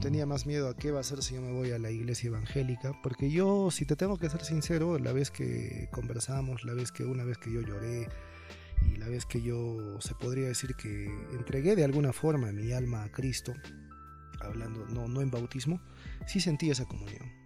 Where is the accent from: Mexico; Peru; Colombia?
Peru; Cusco; como peruanos y como cusqueños